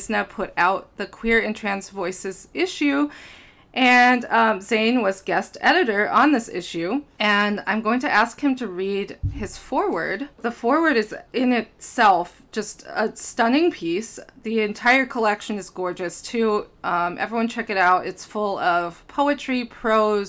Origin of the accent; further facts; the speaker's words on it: Minneapolis, Minnesota, United States; I grew up in Minneapolis